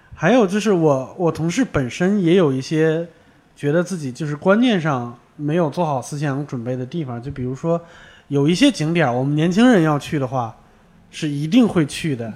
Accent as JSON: {"language": "Chinese", "town": "Baoding", "region": "Hebei", "country": "China", "tie": "born or raised there", "said": "我老家就是，就是宝堆那边儿"}